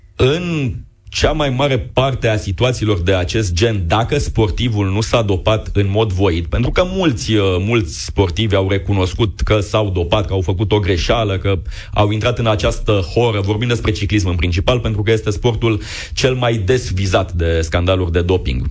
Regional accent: Constanța, Constanța County, Romania; am copilărit împreună, ne-am antrenat la același club, suntem din Constanța, din același oraș

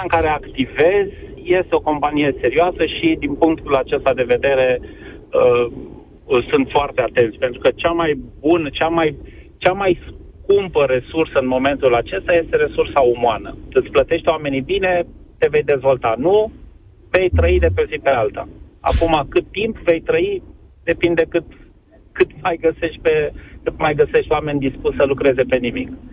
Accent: Timișoara, Timiș County, Romania; eu sunt timișorean

